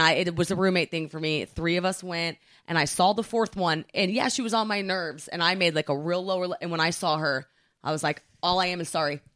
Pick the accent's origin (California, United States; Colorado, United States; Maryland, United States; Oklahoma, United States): Oklahoma, United States; now in New York, United States; growing up in Oklahoma